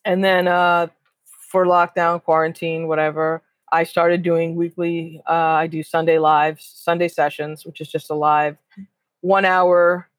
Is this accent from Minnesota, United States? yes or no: no; New York City, New York, United States; I grew up on WBAI in New York